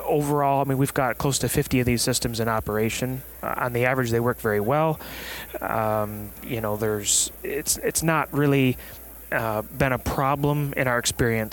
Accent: West Michigan, United States; I'm from Michigan, West Michigan

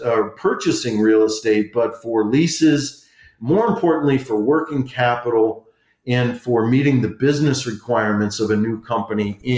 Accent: Detroit, Michigan, United States; moved away as an adult; also born or lived in Washington, D.C.; my hometown congressman, John Conyers Jr. from Detroit, where I grew up

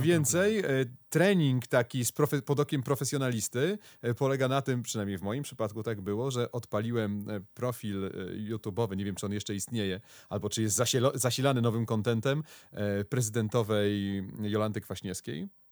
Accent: Konstancin-Jeziorna, Masovian Voivodeship, Poland; jestem z Konstancina

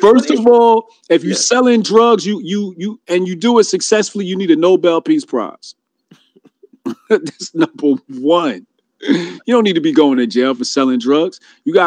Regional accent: New Jersey, United States; I'm from Jersey

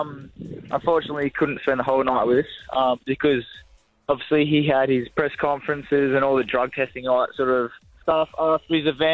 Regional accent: Central Coast of New South Wales, Australia; we grew up on the Central Coast of New South Wales

